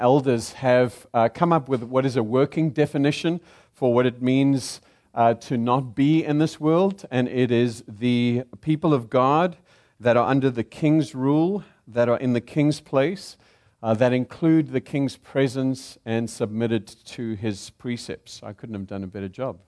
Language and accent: English; South Africa; accent: South African; also born or lived in Zimbabwe; now in United States; I am South African by accent